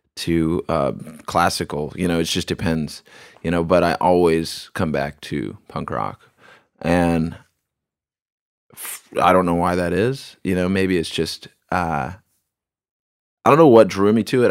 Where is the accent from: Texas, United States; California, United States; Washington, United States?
Washington, United States; Bremerton; I was born in Bremerton